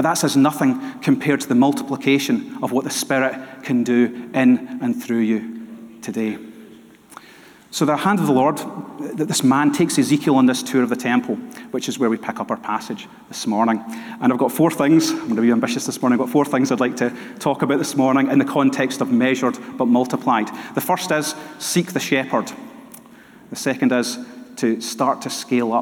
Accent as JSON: {"language": "English", "town": "Dunoon", "region": "Scotland", "country": "United Kingdom", "tie": "born or raised there", "also_born_or_lived": "Glasgow", "said": "for a large part of my childhood, I grew up in Dunoon"}